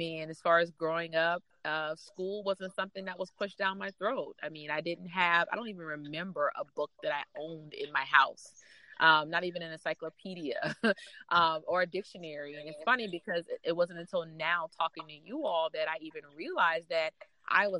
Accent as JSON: {"language": "English", "town": "North Charleston", "region": "South Carolina", "country": "United States", "tie": "born or raised there", "said": "I grew up in North Charleston, South Carolina"}